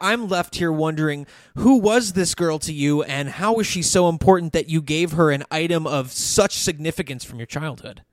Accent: Georgia, United States; I was born in Georgia

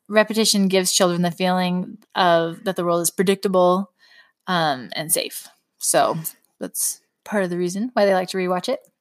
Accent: California, United States; moved away as an adult; also born or lived in Utah; now in Wisconsin, United States; I grew up in California. We do not have cold weather

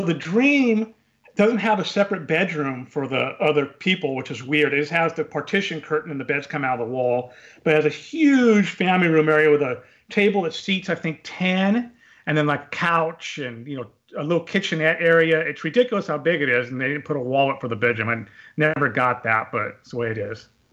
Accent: California, United States; I grew up in California, about five hours from Disneyland

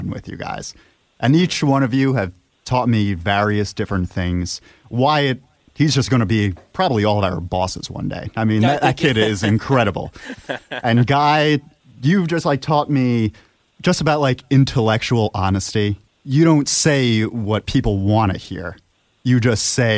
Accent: Monroe, New York, United States; My hometown is the birthplace of Helvita, Monroe, New York

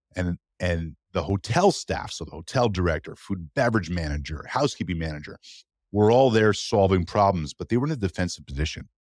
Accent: Canada; as a Canadian

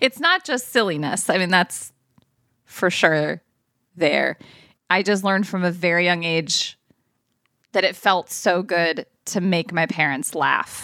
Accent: Ohio, United States; also born or lived in California; When we moved from California to Ohio eventually, and then we stayed there until I was, like, done with high school.

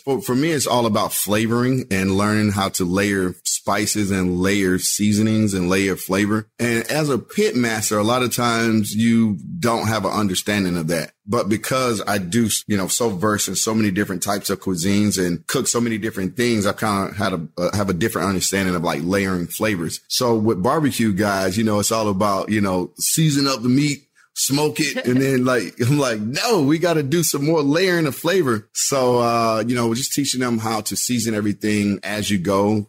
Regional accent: Texas, United States; because I have so many memories growing up in Texas, like going to Austin for everything.

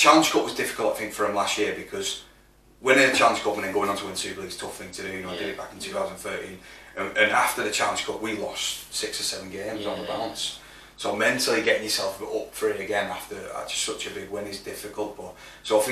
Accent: St Helens, North West England, United Kingdom; my hometown club

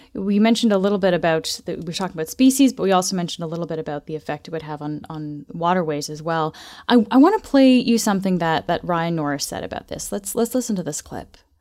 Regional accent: Markham, Ontario, Canada; I grew up in Markham

